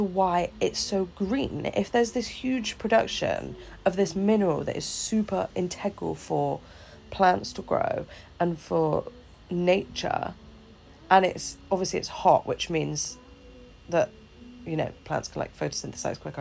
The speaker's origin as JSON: {"language": "English", "country": "Tunisia", "said": "I'm from Tunisia"}